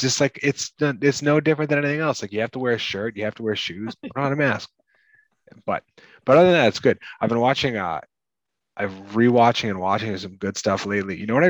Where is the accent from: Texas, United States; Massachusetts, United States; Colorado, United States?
Massachusetts, United States; we're from Massachusetts